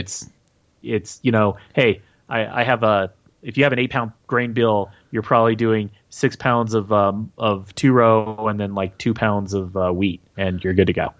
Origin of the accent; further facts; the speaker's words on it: Utah, United States; I am from Utah